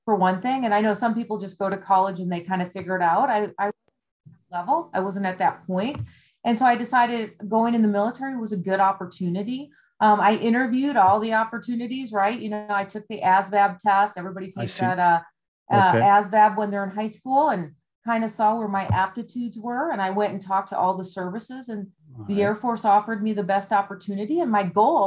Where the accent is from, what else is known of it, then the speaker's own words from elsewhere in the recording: Wisconsin, United States; moved away; I grew up in Wisconsin